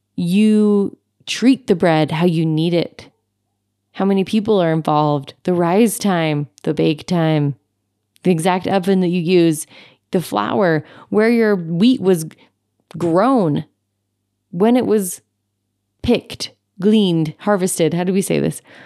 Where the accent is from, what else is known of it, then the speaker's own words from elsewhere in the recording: Utah, United States; my home state of Utah